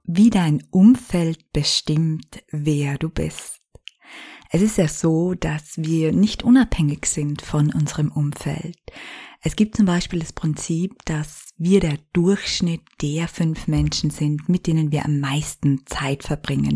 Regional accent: Styria, Austria; moved away as an adult; now in Vienna, Austria; meine Heimat verließ, meinen alten Job an den Nagel hängte und von der Steiermark nach Wien in die Hauptstadt zog

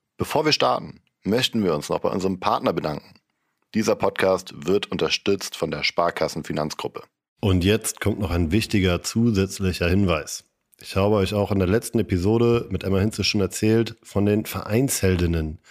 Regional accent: Kiel, Schleswig-Holstein, Germany; moved away; ich komme auch aus Kiel ursprünglich

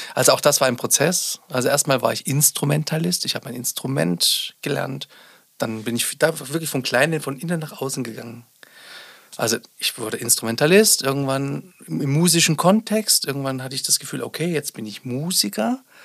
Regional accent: Sonneberg, Thuringia, Germany; ich bin ja auch ein Kind des Ostens, also ich bin in Sonneberg geboren, war zwölf Jahre, nee, 13 Jahre war ich, als die Wende begann.

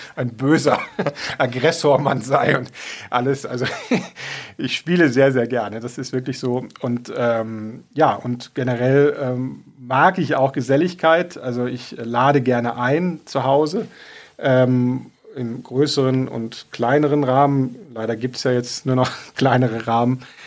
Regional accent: Rhineland, Germany; moved away as an adult; now in Augsburg, Germany; Ich bin ja im Rheinland groß geworden

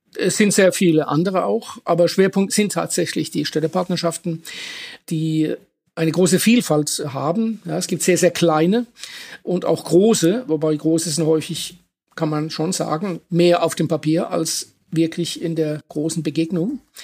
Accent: Germany; ich komme aus der Kurpfalz

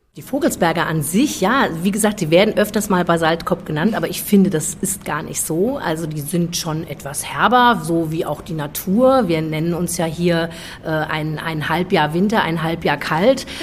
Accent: Frankfurt, Hesse, Germany; now in Schotten, Germany; Also gebürtig bin ich eigentlich aus Frankfurt, ähm, habe meine Kindheit immer am Wochenende hier verbringen dürfen.

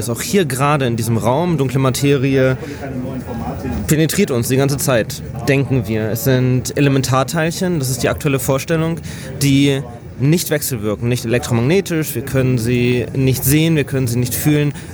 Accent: Hanover, Lower Saxony, Germany; moved away as an adult; now in Gainesville, United States; Habe in meinem Heimatort in Hannover ein Institut gefunden

